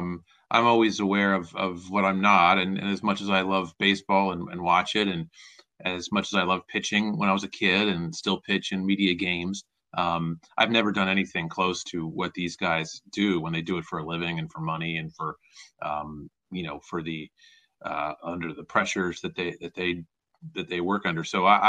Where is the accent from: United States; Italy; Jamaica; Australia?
United States; Philadelphia, Pennsylvania; when I was growing up, I loved the Phillies. I mean, they were my hometown team, and I was a fan, and that's how I came to love baseball was through watching the Phillies every day.